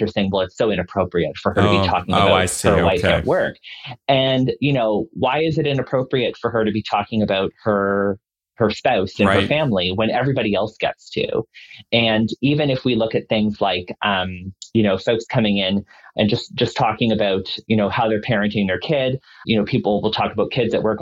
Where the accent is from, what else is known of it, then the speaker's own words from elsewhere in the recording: Dartmouth, Nova Scotia, Canada; now in Toronto, Canada; I'm from Nova Scotia. Mm-hmm. And when I was growing up in Nova Scotia